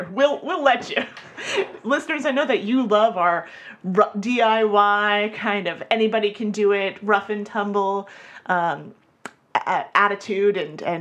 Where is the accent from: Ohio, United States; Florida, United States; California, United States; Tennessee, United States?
Florida, United States; I'm from Florida